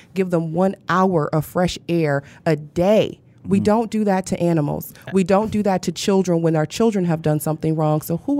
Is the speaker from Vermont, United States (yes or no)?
no; Flint, Michigan, United States; moved away as an adult; now in Detroit, United States; I have two homes, right? Yeah. So, I'm born and raised in Flint, but this is also home.